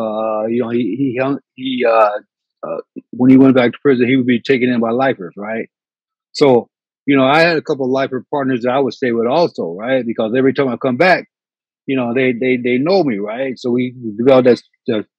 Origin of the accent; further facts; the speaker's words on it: Indiana, United States; also born or lived in California; now in San Francisco, United States; I'm from Indiana. I have no family out here